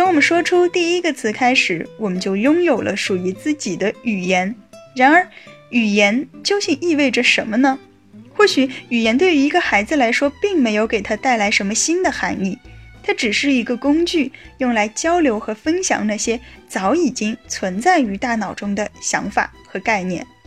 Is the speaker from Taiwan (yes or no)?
no; China; 我们中国北方的许多人